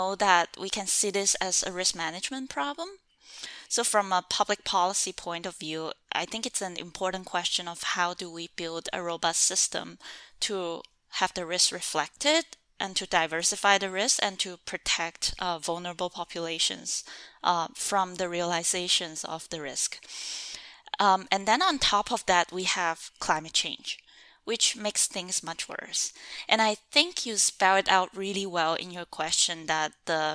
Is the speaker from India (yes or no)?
no; China; moved away as an adult; also born or lived in Hong Kong / San Diego, United States; growing up in China